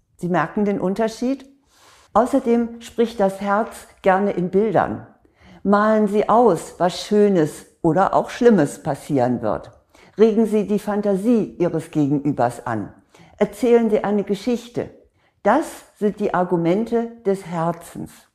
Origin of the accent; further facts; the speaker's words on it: Northern Germany, Germany; bei uns in Norddeutschland